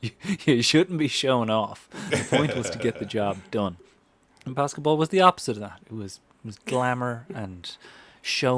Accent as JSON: {"language": "English", "country": "Ireland", "tie": "born or raised there", "moved": "yes", "said": "as an Irish kid"}